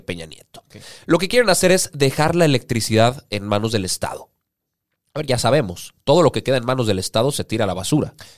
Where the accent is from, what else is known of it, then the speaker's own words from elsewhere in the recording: Mexico; a nosotros como mexicanos